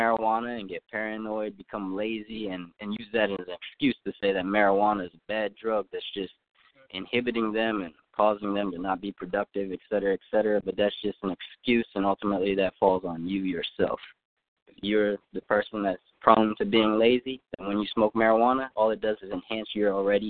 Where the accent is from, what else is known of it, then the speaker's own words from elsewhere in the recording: California, United States; now in Philadelphia, United States; So, I'm coming from Cali, out here in Philly now.